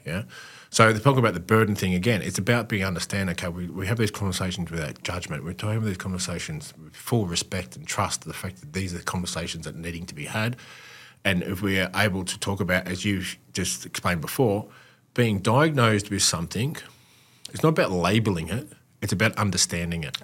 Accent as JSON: {"language": "English", "country": "Australia", "said": "as an Aussie male"}